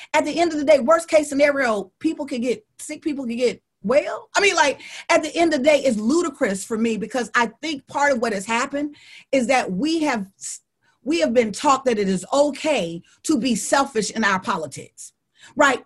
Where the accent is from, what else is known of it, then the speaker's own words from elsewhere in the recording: Alabama, United States; I'm from Alabama